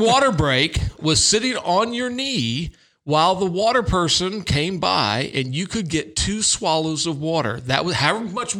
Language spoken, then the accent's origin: English; Florida, United States; moved away; growing up in Florida